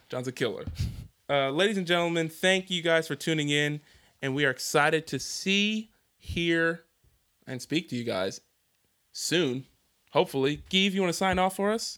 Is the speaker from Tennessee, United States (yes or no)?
no; Philadelphia, Pennsylvania, United States; also born or lived in New Jersey; now in Houston, United States; I'm from Philadelphia and New Jersey